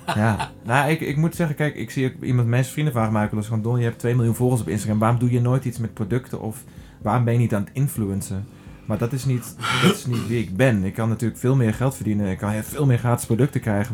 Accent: Drenthe, Netherlands; ben opgegroeid in Drenthe

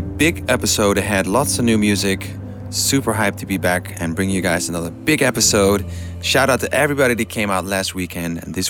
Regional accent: Amsterdam, North Holland, Netherlands; my hometown, Amsterdam.

